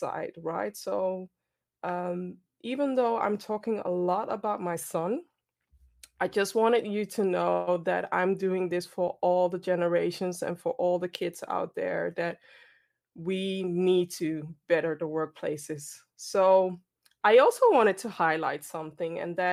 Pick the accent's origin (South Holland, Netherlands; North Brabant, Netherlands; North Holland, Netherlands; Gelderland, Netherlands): North Holland, Netherlands; Amsterdam; based in the Netherlands, born and raised in Amsterdam, Ghanaian background